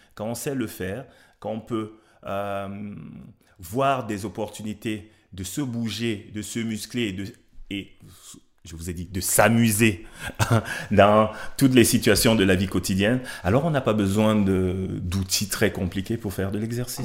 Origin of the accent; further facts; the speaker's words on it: Cameroon; moved away; je viens d'Afrique, je viens du Cameroun. J'ai grandi entouré de femmes